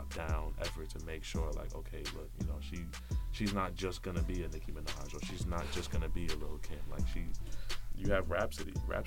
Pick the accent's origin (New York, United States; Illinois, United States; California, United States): New York, United States; New York City; I'm from Brooklyn